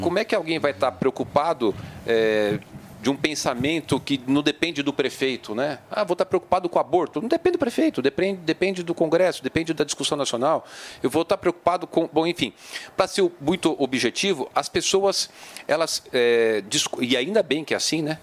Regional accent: São Paulo, Brazil; eu vim do Parque Santo Antônio

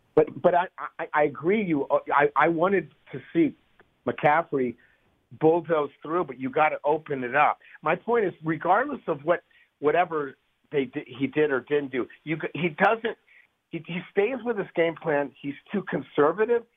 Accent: San Francisco, California, United States; born and raised in San Francisco.

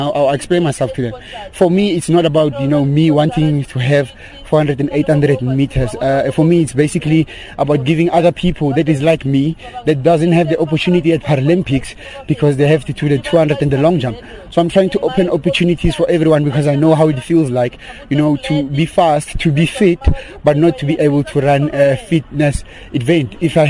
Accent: South Africa; I'm from South Africa.

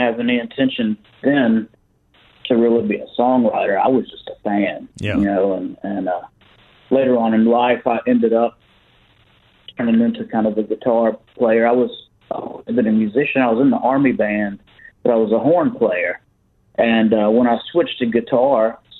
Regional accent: Pascagoula, Mississippi, United States; I'm from Pascagoula, Mississippi, too

